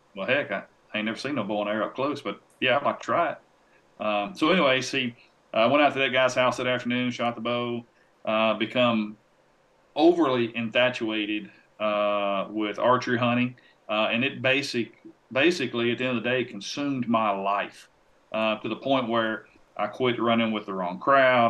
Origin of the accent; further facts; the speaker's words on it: Tennessee, United States; a publication here in my home state called Tennessee Outdoor News